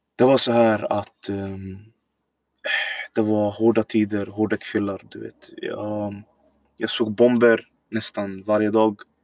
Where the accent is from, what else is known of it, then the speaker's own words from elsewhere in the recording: Syria; Swedish is a second language; also born or lived in Iraq; now in Sweden; jag är född egentligen då Irak, men jag har bott hela mitt liv nästan i Syrien.